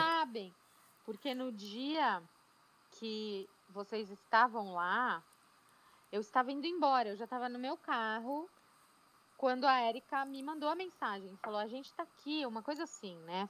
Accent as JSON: {"language": "Portuguese", "region": "São Paulo", "country": "Brazil", "tie": "born or raised there", "moved": "as an adult", "lives_now": "Atlanta, United States", "said": "Eu sou paulistana da Gema, com muito orgulho, de Pinheiros, em São Paulo."}